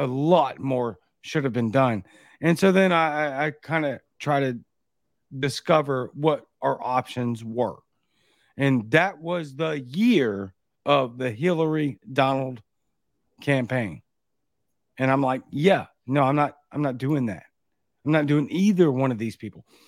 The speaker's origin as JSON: {"language": "English", "town": "Baton Rouge", "region": "Louisiana", "country": "United States", "moved": "yes", "lives_now": "Jackson, Mississippi, United States", "said": "I'm from Baton Rouge, Louisiana, but I live near Jackson, Mississippi"}